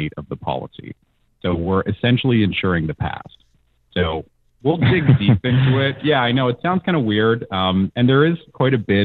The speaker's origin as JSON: {"language": "English", "town": "Hamilton", "region": "Ontario", "country": "Canada", "said": "I'm actually from Hamilton myself"}